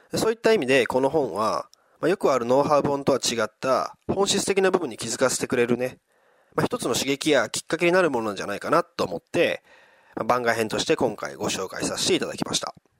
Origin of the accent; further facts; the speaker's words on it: Wakayama, Japan; 地元の和歌山